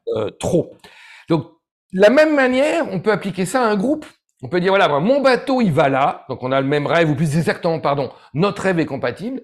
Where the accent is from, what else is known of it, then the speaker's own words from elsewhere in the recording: Ardèche, Auvergne-Rhône-Alpes, France; j'ai grandi en Ardèche